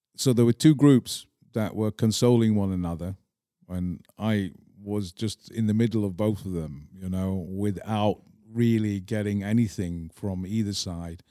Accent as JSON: {"language": "English", "town": "Manchester", "region": "North West England", "country": "United Kingdom", "tie": "born or raised there", "also_born_or_lived": "Scotland / Prague, Czech Republic", "accent": "English", "moved": "as an adult", "lives_now": "Czech Republic", "said": "even though I grew up in England"}